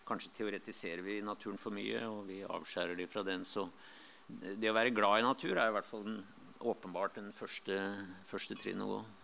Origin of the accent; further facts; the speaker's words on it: Lillehammer, Innlandet, Norway; moved away; jeg kom fra Lillehammer, og der hadde vi der har vi jo Mjøsa